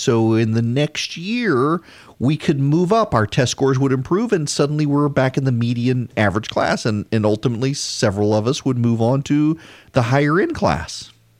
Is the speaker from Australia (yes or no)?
no; Dubai, United Arab Emirates; I grew up in Dubai. Did not grow up in this country.